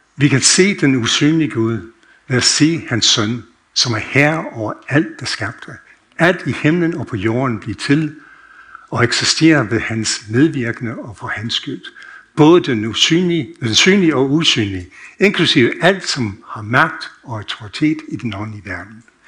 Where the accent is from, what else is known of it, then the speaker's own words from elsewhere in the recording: United States; Danish is a second language; now in Denmark; jeg er født opvokset i USA